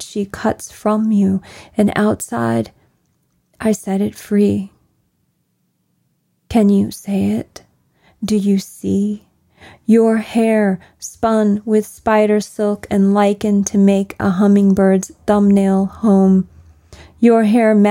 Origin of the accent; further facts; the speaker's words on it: Kentucky, United States; growing up in the Kentucky that I did